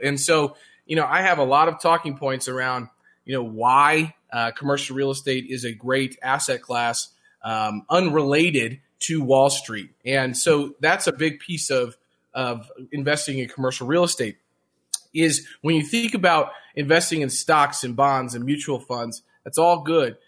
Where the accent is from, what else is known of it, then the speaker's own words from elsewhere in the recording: Jefferson City, Missouri, United States; I grew up in Jefferson City, Missouri